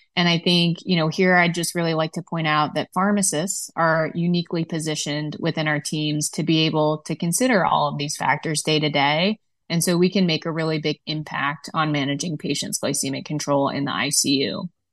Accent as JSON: {"language": "English", "region": "Midwest", "country": "United States", "said": "as a Midwesterner"}